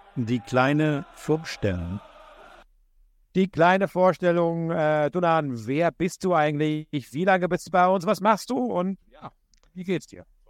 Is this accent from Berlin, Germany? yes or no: yes; Berlin, Germany; ich bin ja Berliner